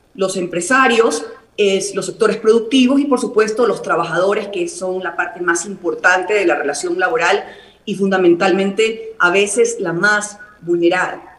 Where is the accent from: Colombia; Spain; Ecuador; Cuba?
Ecuador; Guayaquil, Guayas; mi ciudad natal, Guayaquil